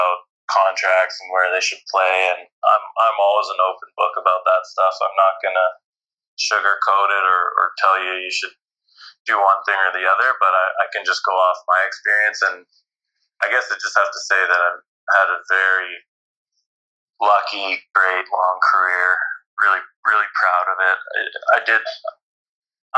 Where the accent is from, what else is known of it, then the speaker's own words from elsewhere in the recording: Canada; being a Canadian athlete who wasn't an Olympian